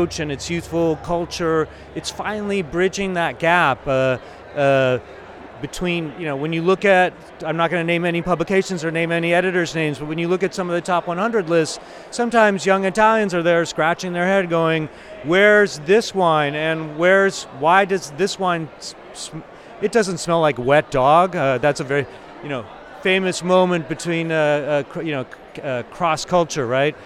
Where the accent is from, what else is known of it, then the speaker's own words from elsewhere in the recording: Texas, United States; As a Texan, as an American, as a Texan